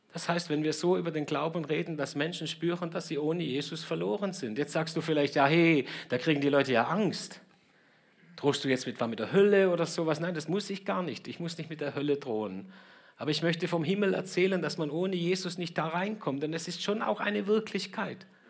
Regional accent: Germany; uns in Deutschland

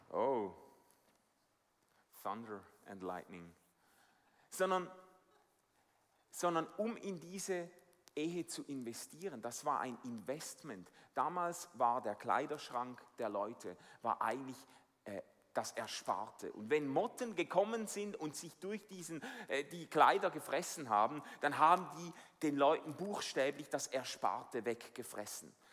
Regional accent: Switzerland; Also ich bin als Schweizer mit dem unerschütterlichen Vertrauen in die Schweizer Banken aufgewachsen.

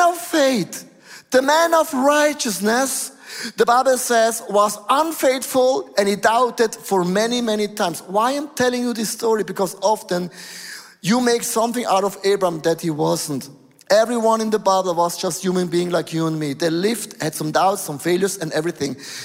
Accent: Switzerland; I was born in Switzerland, most boring place on planet Earth. It's Aargau, Thurgau, Zurich.

